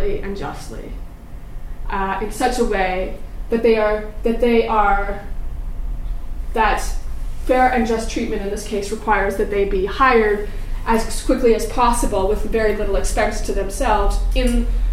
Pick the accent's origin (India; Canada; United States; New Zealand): Canada; moved away as an adult; also born or lived in United Kingdom; as a Canadian